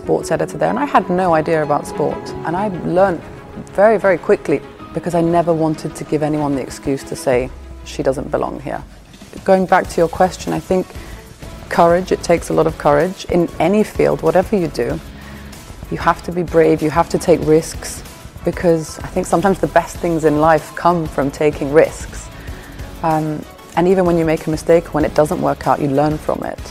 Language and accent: English; Limassol, Limassol District, Cyprus; moved away as an adult; also born or lived in London; I grew up in Cyprus, I went to school here